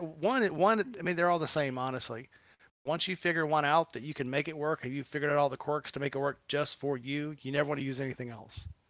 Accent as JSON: {"language": "English", "area": "Gulf of Mexico", "region": "Gulf Coast", "country": "United States", "tie": "born or raised there", "moved": "yes", "said": "I grew up down on the Gulf of Mexico"}